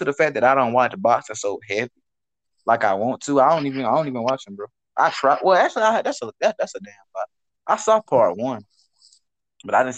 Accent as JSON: {"language": "English", "region": "Mississippi", "country": "United States", "said": "I'm from Mississippi"}